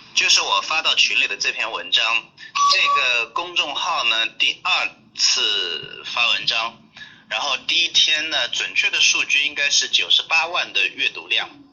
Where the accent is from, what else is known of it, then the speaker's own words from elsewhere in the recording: Ganzhou, Jiangxi, China; 我是江西赣州人啊